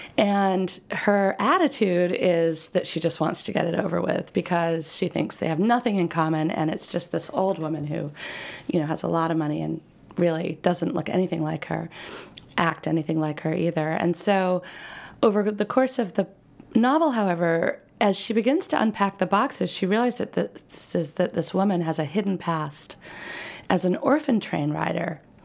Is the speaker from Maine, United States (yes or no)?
yes; Maine, United States; I grew up in Maine